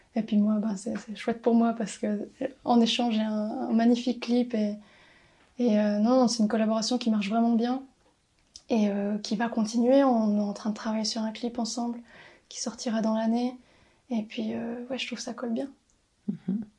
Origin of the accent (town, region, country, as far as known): Valais, Switzerland; also born or lived in Brussels